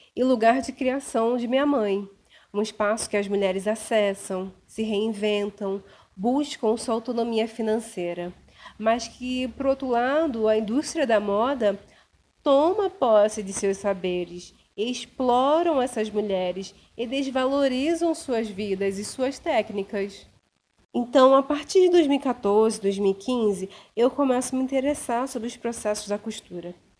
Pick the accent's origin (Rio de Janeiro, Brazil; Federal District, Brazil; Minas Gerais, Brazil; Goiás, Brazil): Rio de Janeiro, Brazil; Duque de Caxias; also born or lived in Belford Roxo; nasci em Belfor Roxo e cresci no terceiro distrito de Duque de Caxias